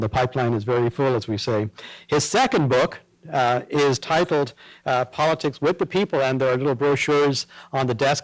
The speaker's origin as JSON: {"language": "English", "country": "Ireland", "moved": "yes", "said": "we are both Irish citizens. I by birth"}